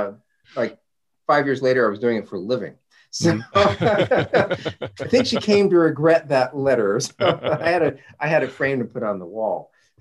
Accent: Southern California, United States; I grew up in Southern California, which is amazing.

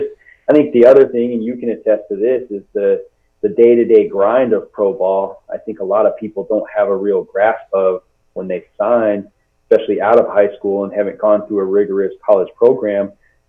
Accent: Seattle, Washington, United States; I grew up in the Seattle area

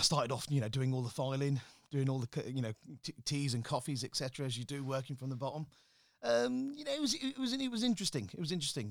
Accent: Slough, South East England, United Kingdom; moved away as an adult; also born or lived in London; now in Birmingham, United Kingdom; Growing up in Slough wasn't, uh, the easiest of things

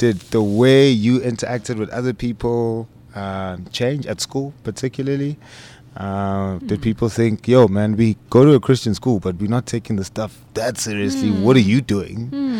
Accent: Tembisa, Gauteng, South Africa; I grew up in the hood. Yeah. Right? In Tembisa. For those who don't know, the township is predominantly black area.

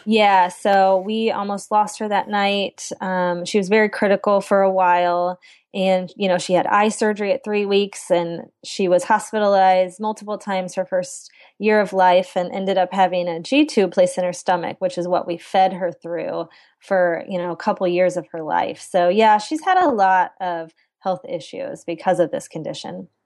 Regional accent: central Illinois, United States; I grew up in central Illinois, and, um, I'm in the capital in Springfield

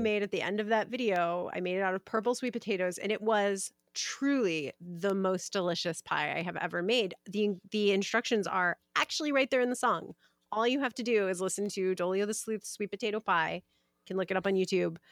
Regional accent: Maryland, United States; I'm from Maryland

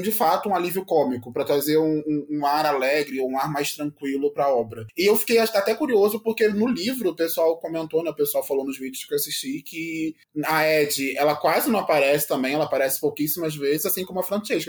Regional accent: Rio de Janeiro, Brazil; now in Curitiba, Brazil; Sou carioca, mas atualmente estou morando em Curitiba

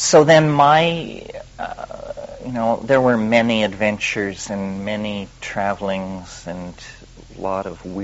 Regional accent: Western Colorado, United States; I was raised in the Midwest, in Western Colorado, in the Sputnik era

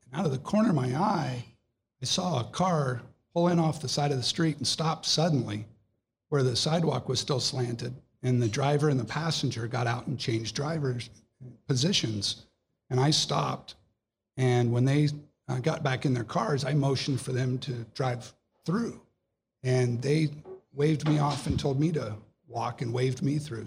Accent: Ohio, United States; I was born in Ohio

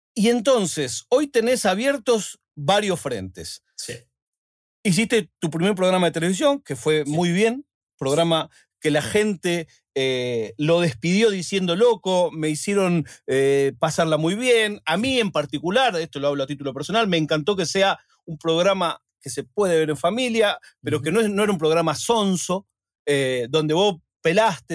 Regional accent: Argentina; yo soy argentino

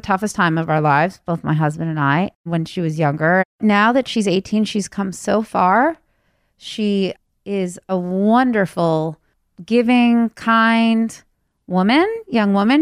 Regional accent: Wayland, Massachusetts, United States; also born or lived in California; I was raised out here in Wayland, Massachusetts.

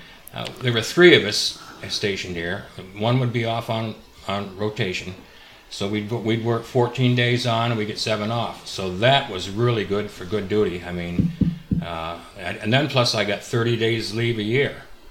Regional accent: just outside of Detroit, Michigan, United States; moved away as an adult; also born or lived in Cutler, Maine; I'm originally from just outside of Detroit, Michigan

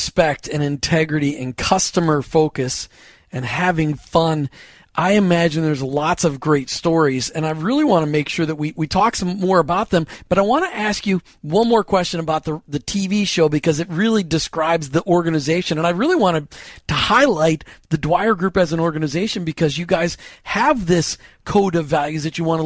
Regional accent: Minneapolis, Minnesota, United States; moved away; I grew up in Minneapolis

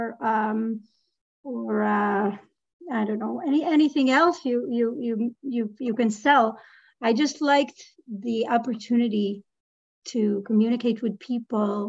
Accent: Israel; moved away as an adult; now in Canada; I left my country. I was born and raised in Israel.

